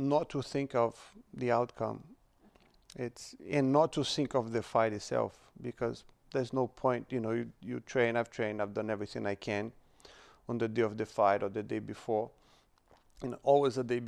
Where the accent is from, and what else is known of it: Brazil; born or raised there; moved away